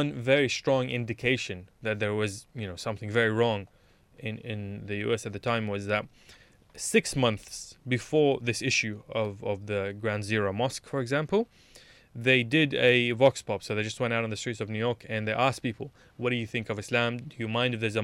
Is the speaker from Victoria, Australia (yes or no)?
yes; Melbourne, Victoria, Australia; moved away as an adult; now in Sydney, Australia; I was from Melbourne. I still am a Melbourneite even though I live in Sydney.